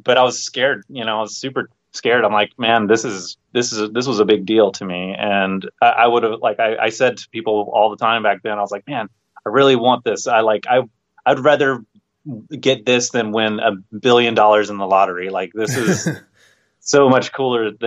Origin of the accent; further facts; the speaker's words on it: Georgia, United States; moved away; also born or lived in Orlando / Northern Illinois; I'm originally from the South. I'm originally from Georgia